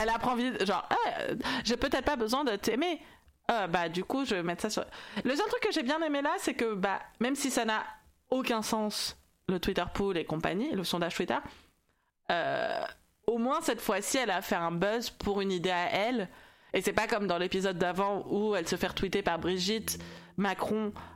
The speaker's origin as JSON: {"language": "French", "country": "France", "said": "je suis française"}